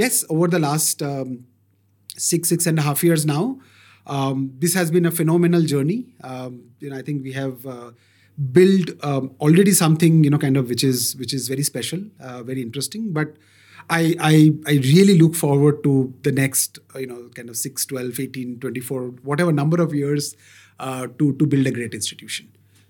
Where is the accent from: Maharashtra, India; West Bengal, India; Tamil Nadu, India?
West Bengal, India; Kolkata; now in Bangalore, India; So though I am originally a Bengali, born and brought up in Kolkata and all the good stuff, but I call myself a Bangalorean, right? Moved to Bangalore good 25 years back